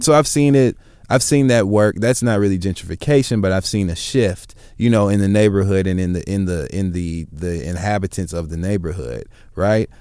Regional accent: Michigan, United States; moved away; I'm from Michigan

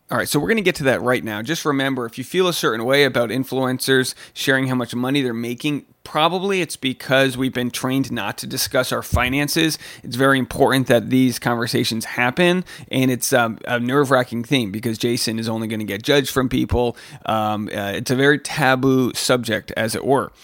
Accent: Newport, Rhode Island, United States; Newport, my hometown

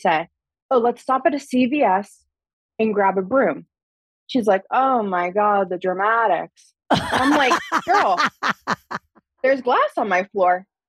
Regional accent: Pittsburgh, Pennsylvania, United States; I'm from Pittsburgh, Pennsylvania, but I'm in Seattle, Washington right now for work.

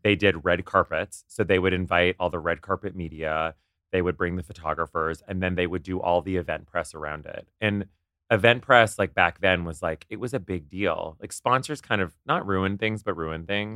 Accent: Ottawa, Ontario, Canada; moved away as an adult; also born or lived in Kingston / New York; I grew up in Ottawa, and then I went to school

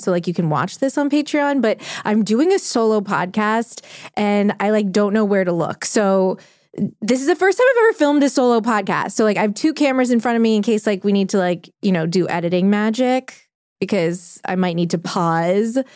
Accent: New Orleans, Louisiana, United States; We grew up together in New Orleans

